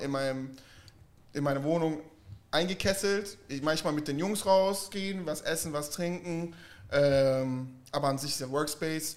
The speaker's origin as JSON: {"language": "German", "town": "Stuttgart", "region": "Baden-Württemberg", "country": "Germany", "said": "ich komme ja aus Stuttgart. Bei uns ist es ja sehr, sehr spießig"}